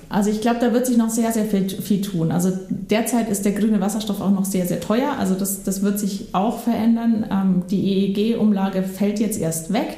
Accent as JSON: {"language": "German", "region": "Bavaria", "country": "Germany", "tie": "born or raised there", "moved": "as an adult", "lives_now": "Schleswig, Germany", "said": "ich bin ähm, in Bayern groß geworden"}